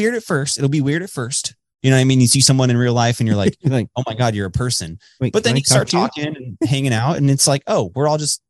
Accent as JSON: {"language": "English", "region": "Texas", "country": "United States", "tie": "born or raised there", "moved": "yes", "said": "And he moved to Texas, like my hometown basically."}